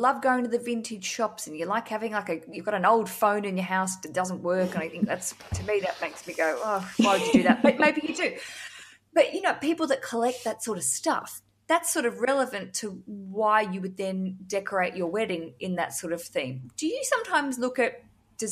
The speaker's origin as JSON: {"language": "English", "country": "Australia", "accent": "Australian", "said": "my Australian accent"}